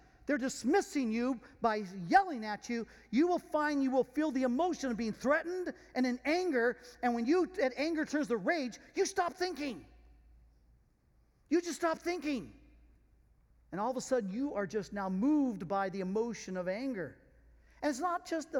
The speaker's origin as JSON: {"language": "English", "country": "France", "said": "being French"}